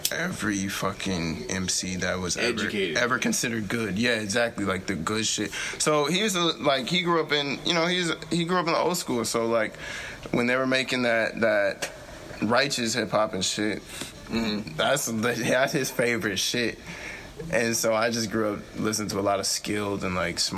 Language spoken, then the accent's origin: English; Saint Paul, Minnesota, United States; I'm from Dale and Iglehart. So that's like Rondo area.